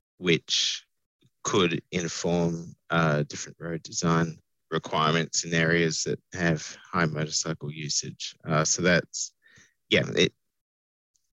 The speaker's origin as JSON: {"language": "English", "region": "New South Wales", "country": "Australia", "said": "I'm from New South Wales"}